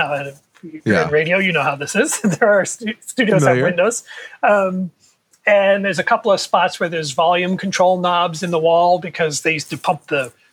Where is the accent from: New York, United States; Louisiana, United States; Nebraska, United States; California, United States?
New York, United States; New York City; when I was growing up in New York City